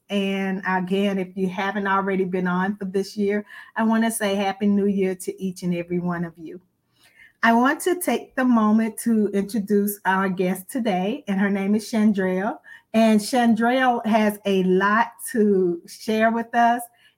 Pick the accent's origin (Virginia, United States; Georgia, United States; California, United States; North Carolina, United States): Virginia, United States; Hampton Roads; now in Chester, United States; I am from Hampton Roads, Virginia, but I reside in Chester, South Carolina.